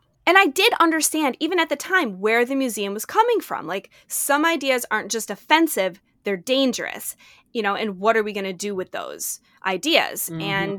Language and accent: English; United States; I'm an American. I was in law school at the time.